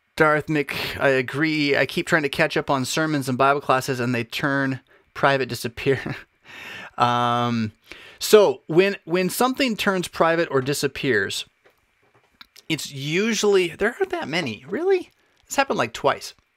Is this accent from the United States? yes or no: yes; United States; as American citizens